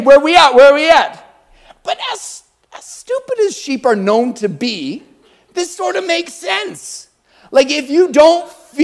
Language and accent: English; Calgary, Alberta, Canada; I'm from Calgary.